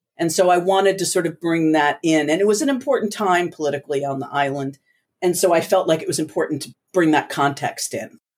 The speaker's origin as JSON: {"language": "English", "region": "New Jersey", "country": "United States", "tie": "born or raised there", "also_born_or_lived": "Puerto Rico", "said": "growing up in the States"}